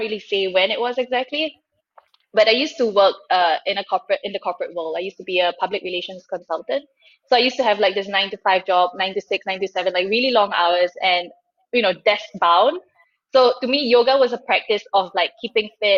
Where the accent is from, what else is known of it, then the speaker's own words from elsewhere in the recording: Singapore; moved away as an adult; now in Germany; I grew up in Singapore. I moved to Germany a couple of years ago